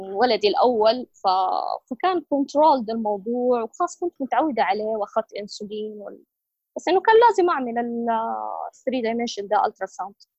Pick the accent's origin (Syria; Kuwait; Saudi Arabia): Saudi Arabia; عندنا في السعودية